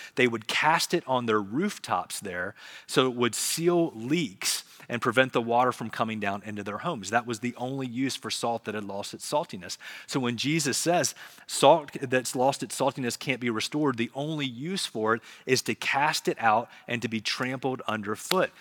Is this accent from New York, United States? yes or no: no; Charlotte, North Carolina, United States; I grew up in Charlotte, so we would go to South Park Mall